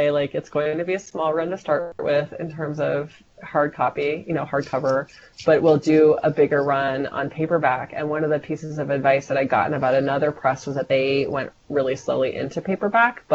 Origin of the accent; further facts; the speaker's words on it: United States; I'm American